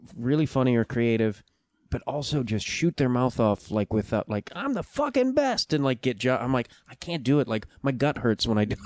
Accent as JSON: {"language": "English", "town": "Chicago", "region": "Illinois", "country": "United States", "tie": "born or raised there", "also_born_or_lived": "New York", "moved": "as an adult", "lives_now": "Los Angeles, United States", "said": "I grew up outside Chicago and then lived in Chicago for like mm, fifteen something years."}